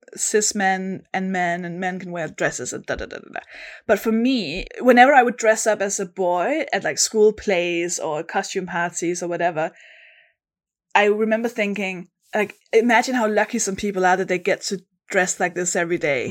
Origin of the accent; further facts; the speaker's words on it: Denmark; accent: Danish; English is a second language; moved away as an adult; now in London, United Kingdom; I am from Denmark. That's the accent, the weird accent you can hear. But I've lived in London, in the U K for about I mean, almost a decade